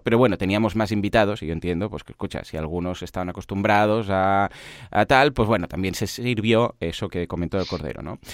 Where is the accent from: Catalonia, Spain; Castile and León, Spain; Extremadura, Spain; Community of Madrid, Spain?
Catalonia, Spain; también en Cataluña lo celebramos y de hecho es festivo eh, en Cataluña